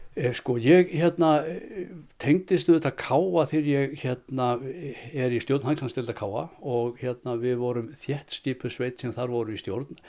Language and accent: Icelandic; Akureyri, Northeastern Region, Iceland; moved away; also born or lived in Reykjavík; ég kem frá Akureyri og ég eh, er fættur þar 1958